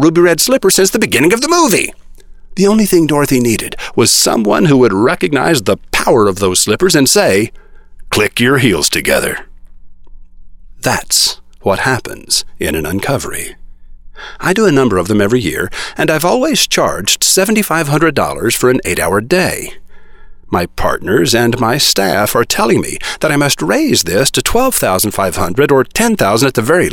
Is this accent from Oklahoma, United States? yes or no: yes; Oklahoma, United States; also born or lived in Texas; I was born in Texas and raised with rough boys in Oklahoma